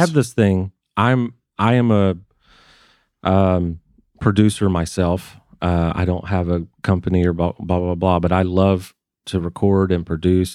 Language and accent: English; Waycross, Georgia, United States; moved away; I grew up in Waycross, Georgia